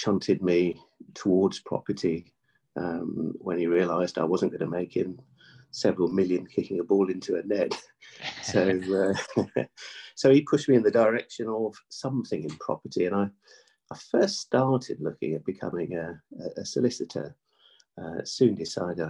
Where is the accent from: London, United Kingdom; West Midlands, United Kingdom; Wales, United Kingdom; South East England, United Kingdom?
Wales, United Kingdom; North; We're from North Wales as a family. We had a dairy farm. So I was brought up on an outside life, milking cows